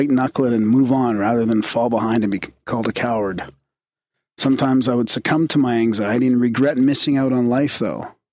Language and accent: English; Boulder Creek, California, United States; Growing up in Boulder Creek, California is full of risks that a city dweller wouldn't encounter